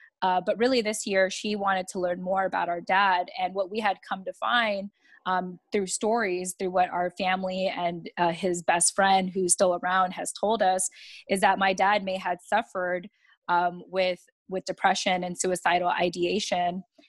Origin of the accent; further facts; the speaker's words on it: Yokosuka, Kanagawa, Japan; born there; And I was born in Japan in the naval base, Yokosuka Naval Base specifically, and as an American.